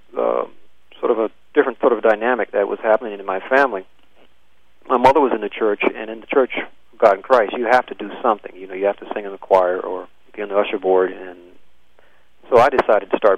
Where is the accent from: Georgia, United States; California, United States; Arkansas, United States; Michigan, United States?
Georgia, United States; Savannah; moved away; also born or lived in Valdosta, Georgia / Guam; I was born in Valdosta, but my father was in the service, Air Force, and we moved to Guam for a couple of years and came back to Georgia, and we lived in Savannah for 7 years